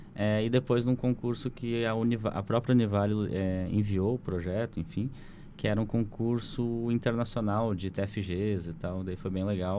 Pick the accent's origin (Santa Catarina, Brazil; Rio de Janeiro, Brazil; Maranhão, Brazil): Santa Catarina, Brazil; Rio do Sul; uma cidade onde eu me criei, né? Que é Rio uhum. do Sul